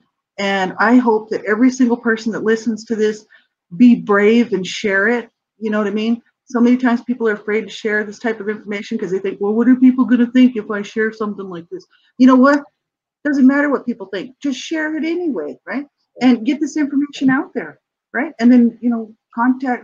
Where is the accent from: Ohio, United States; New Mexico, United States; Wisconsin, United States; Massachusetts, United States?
New Mexico, United States; Albuquerque; I'm from New Mexico